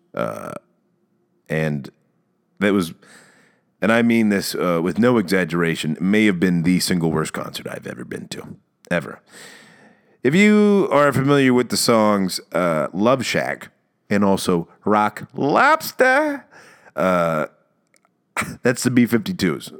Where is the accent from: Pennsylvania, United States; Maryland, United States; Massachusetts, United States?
Maryland, United States; accent: Maryland; moved away; I've also been going home to Maryland.